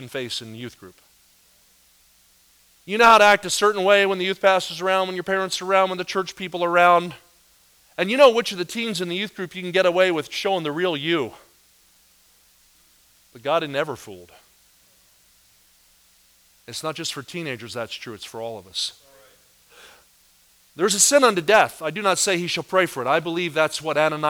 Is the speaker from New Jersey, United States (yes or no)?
yes; New Jersey, United States; I was raised in New Jersey